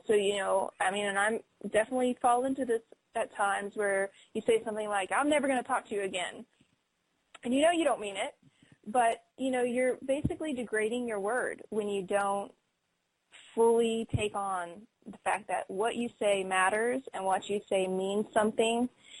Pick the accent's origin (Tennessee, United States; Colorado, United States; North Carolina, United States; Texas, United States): Colorado, United States; I'm from Colorado.